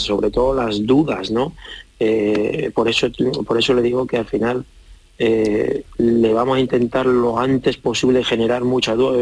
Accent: San Sebastián, Basque Country, Spain; yo soy de Donosti

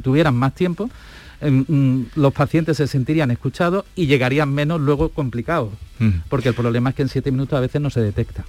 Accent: Estepona, Andalusia, Spain; also born or lived in Alicante / Granada; now in Seville, Spain; Yo soy nacido en Alicante, pero he vivido toda la vida en Andalucía. Mi padre era médico, yo digo de los de verdad, de atención primaria, de ahí que me solidarice con mis compañeros tanto, porque resulta he vivido en Estepona, en Málaga, que para mí es pues mi casa, por decirlo, de mi infancia

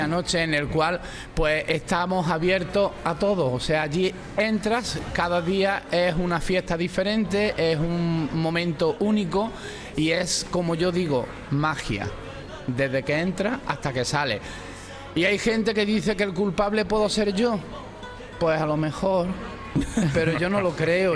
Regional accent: Málaga, Andalusia, Spain; soy malagueño

